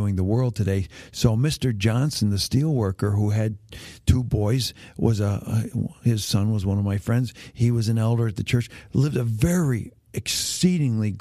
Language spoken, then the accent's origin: English; Hamilton, Ontario, Canada; When I grew up in Hamilton, Ontario, Canada, all my friends' dads were factory workers in steel factories.